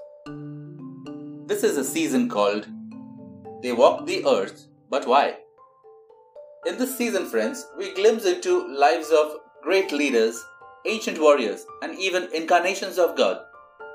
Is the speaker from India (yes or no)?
yes; India; I take pride in being a part of this ancient culture as an Indian